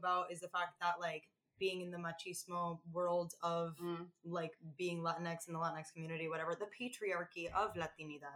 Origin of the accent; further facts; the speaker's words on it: Rhode Island, United States; growing up in Rhode Island